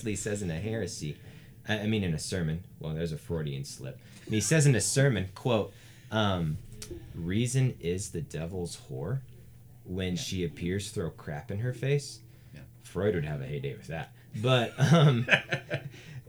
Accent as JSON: {"language": "English", "region": "the South", "country": "United States", "said": "I come from the South"}